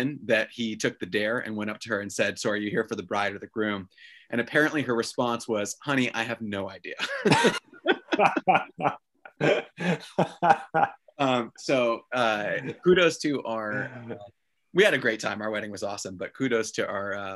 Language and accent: English; New York City, New York, United States; born or raised there